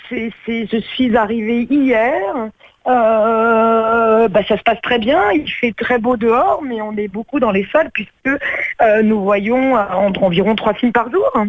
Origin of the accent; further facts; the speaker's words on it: Corsica, France; alors moi je suis corse